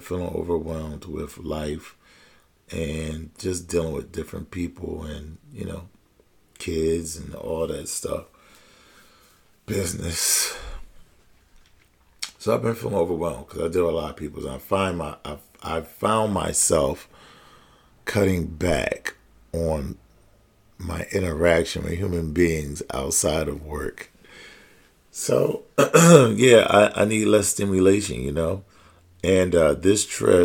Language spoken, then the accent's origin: English; Pennsylvania, United States; also born or lived in Philadelphia; my home state of Pennsylvania. I live in Philadelphia